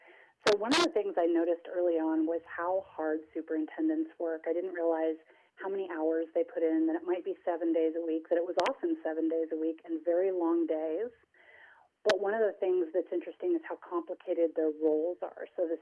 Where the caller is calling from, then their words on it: Boise, Idaho, United States; also born or lived in Oregon; I am calling from Boise, Idaho, where it is raining and we are in quarantine.